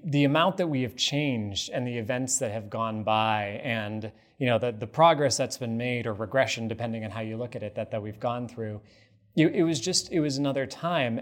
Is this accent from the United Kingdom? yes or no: no; United States; as an American